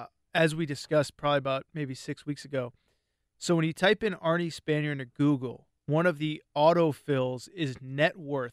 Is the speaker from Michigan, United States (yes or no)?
no; Connecticut, United States; I grew up in Connecticut.